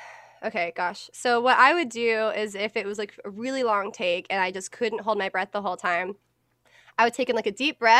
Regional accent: Atlanta, Georgia, United States; accent: not fully Southern; I'm from Atlanta

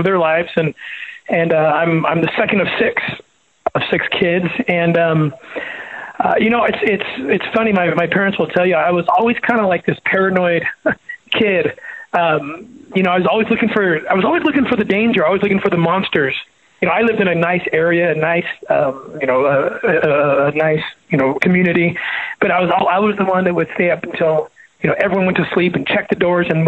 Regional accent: Los Angeles, California, United States; when I was growing up in Southern California

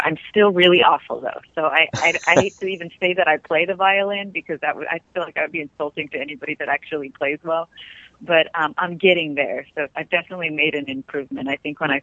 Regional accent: New Mexico, United States; I come from New Mexico.

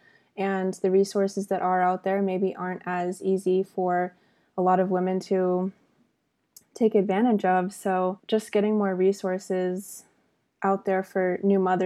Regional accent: Austin, Texas, United States; I'm born and raised in Austin

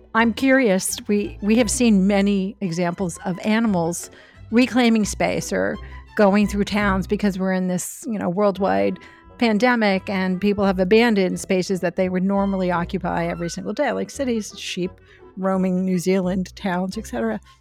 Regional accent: New York City, New York, United States; I grew up in Brooklyn

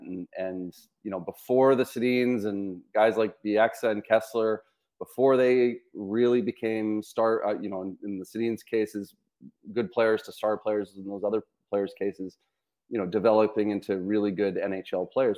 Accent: Vancouver, British Columbia, Canada; growing up in Vancouver

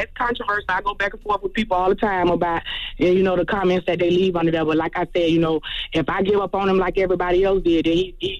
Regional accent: Jacksonville, Florida, United States; I'm from Jacksonville, Florida.

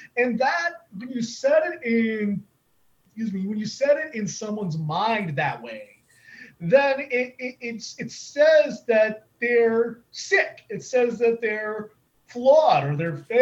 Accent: Southern California, United States; I went to community college nearby where I grew up in Southern California

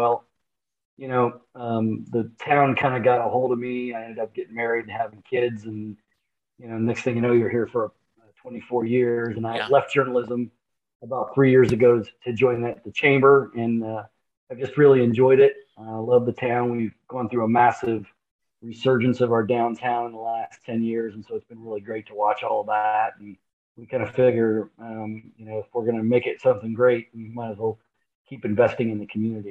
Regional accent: Sandusky, Ohio, United States; also born or lived in Hartford, Connecticut; now in Chillicothe, United States; And I was born in Hartford, Connecticut. I'm 53. But I moved when I was really, really young, probably within my first 3 or 4 years, to Sandusky, Ohio, which was up on a lake.

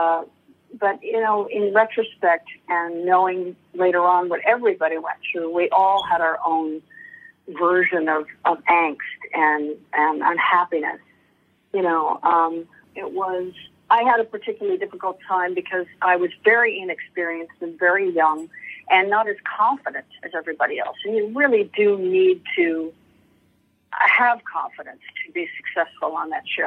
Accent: Los Angeles, California, United States; also born or lived in Beverly Hills; we moved from Westwood, which was a college town, and, you know, modest, to Beverly Hills when my brother and I were 11

